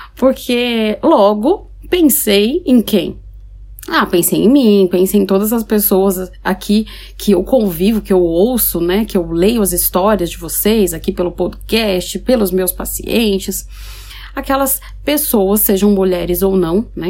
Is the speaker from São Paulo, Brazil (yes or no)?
yes; São Paulo, Brazil; now in Paraná, Brazil; eu sou paulistana, que moro no Paraná